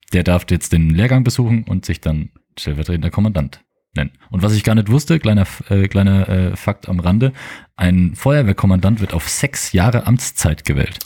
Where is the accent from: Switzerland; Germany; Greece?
Germany; Mergershausen; ich ge gebürtiger Mergershauser bin